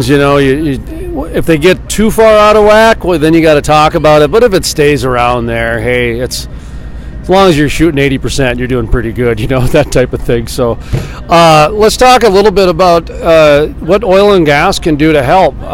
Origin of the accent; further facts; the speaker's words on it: Missouri, United States; moved away as an adult; also born or lived in Idaho / Jamestown, North Dakota; now in Bismarck, United States; I'm from Missouri.